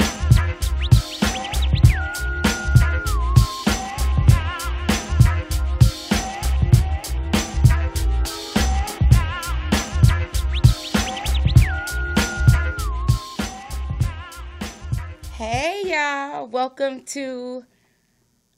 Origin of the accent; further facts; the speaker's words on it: Los Angeles, California, United States; born and raised in South Central, just like myself